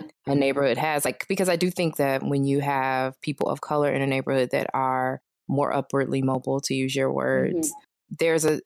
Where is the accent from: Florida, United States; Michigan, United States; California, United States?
Michigan, United States; Detroit; moved away; I'm originally from Detroit, and I've gone home, and downtown Detroit looks like, I mean, this is not the place I grew up